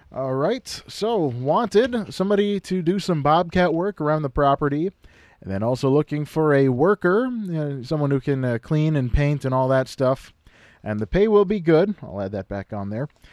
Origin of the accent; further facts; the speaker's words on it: Kimball, Minnesota, United States; my hometown of Kimball